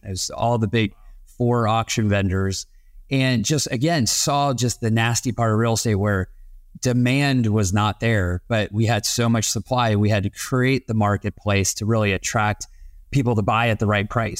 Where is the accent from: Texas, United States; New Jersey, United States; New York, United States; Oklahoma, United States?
Texas, United States; moved away; also born or lived in East Coast; having been born and raised in Texas and school and on the East Coast